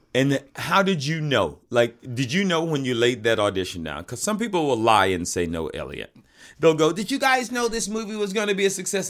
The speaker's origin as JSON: {"language": "English", "town": "Atlanta", "region": "Georgia", "country": "United States", "tie": "born or raised there", "said": "That's where I'm from"}